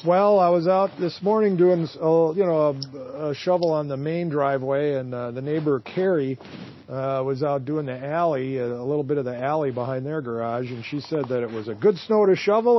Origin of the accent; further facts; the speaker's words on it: Duluth, Minnesota, United States; a lifelong Minnesota journalist from Duluth who's traveled the world and knows my home state